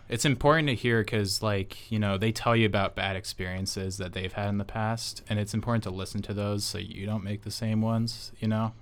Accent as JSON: {"language": "English", "area": "Orange County", "region": "California", "country": "United States", "said": "I'm from Orange County originally"}